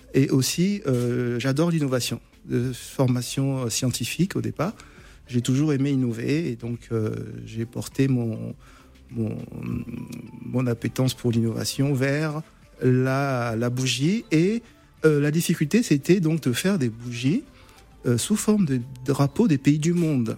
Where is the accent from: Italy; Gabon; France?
Gabon; je suis, je suis originaire du Gabon